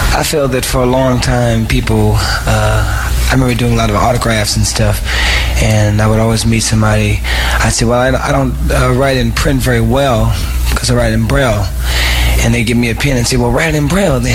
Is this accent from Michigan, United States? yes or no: yes; Saginaw, Michigan, United States; was born in Saginaw, Michigan